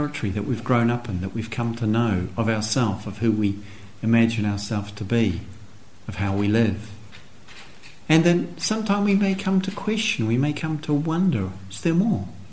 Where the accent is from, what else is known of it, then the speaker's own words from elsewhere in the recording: New Zealand; as a young teenager growing up in New Zealand